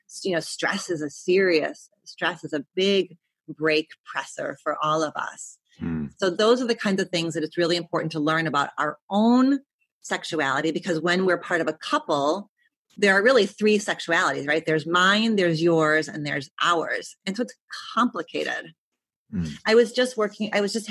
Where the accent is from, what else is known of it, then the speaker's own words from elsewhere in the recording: Detroit, Michigan, United States; moved away; I was from Detroit